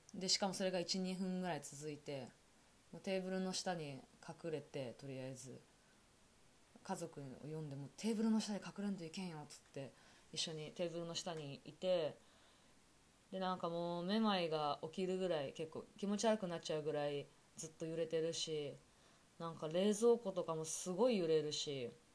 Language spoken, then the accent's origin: Japanese; Toyama, Japan; 私があの生まれ育った富山県は割と地震とか災害が少なく